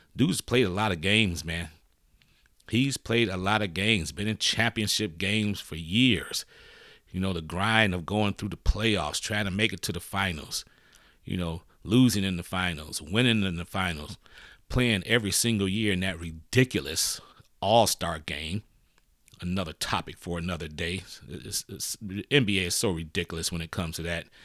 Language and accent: English; Michigan, United States; my home state of Michigan